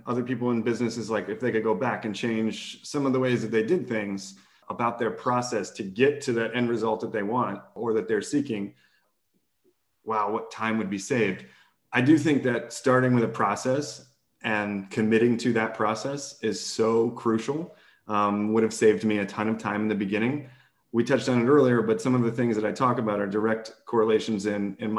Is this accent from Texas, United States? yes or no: yes; Texas, United States; I'm from Texas